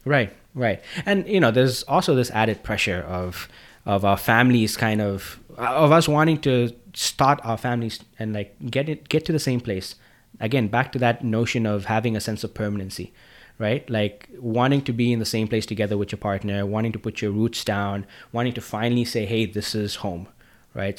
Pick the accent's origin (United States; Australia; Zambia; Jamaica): Zambia; moved away; I'm from Africa